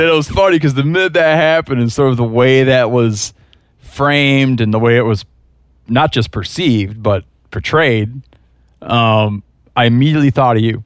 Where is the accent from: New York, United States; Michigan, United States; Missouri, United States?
Michigan, United States; moved away; I grew up in Michigan